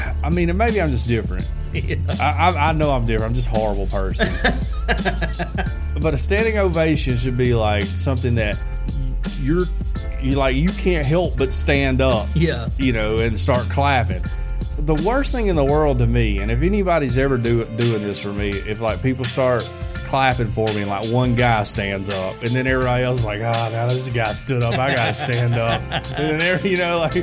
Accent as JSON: {"language": "English", "town": "Fayette", "region": "Alabama", "country": "United States", "said": "we're all from Fayette"}